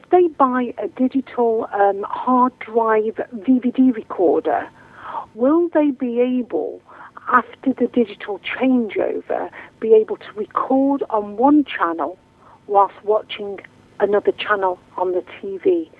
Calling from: Bournemouth, South West England, United Kingdom; I'm calling from Bournemouth.

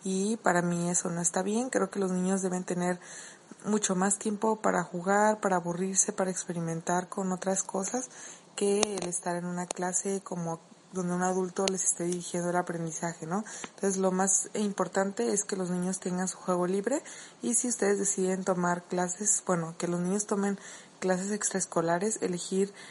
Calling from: Mexico; de Mamá y Maestra Podcast desde México

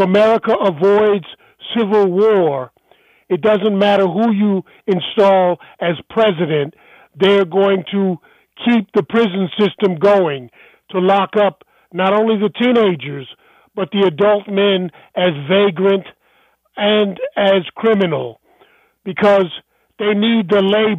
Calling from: Germany; also born or lived in Washington, D.C.; I'm calling you from Germany

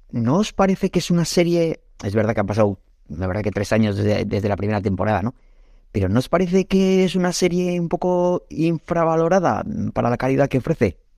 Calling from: Arrankudiaga, Basque Country, Spain; de Arrancudiaga.

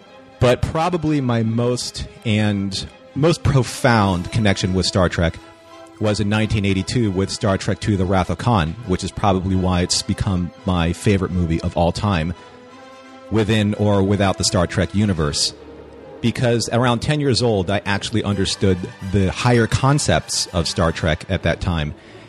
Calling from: Huntington Beach, California, United States; I am calling in from Huntington Beach, California.

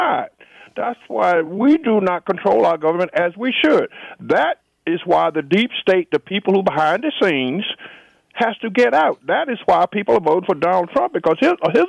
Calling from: Washington, District of Columbia, United States; calling from Washington

